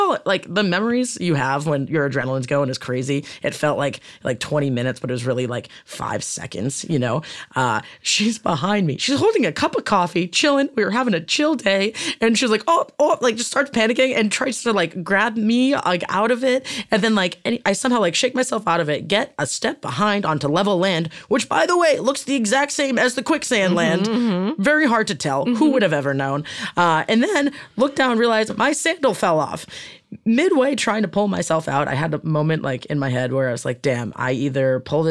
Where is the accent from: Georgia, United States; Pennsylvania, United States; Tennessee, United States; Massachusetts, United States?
Massachusetts, United States; Boston; now in Southern California, United States; As a Bostonian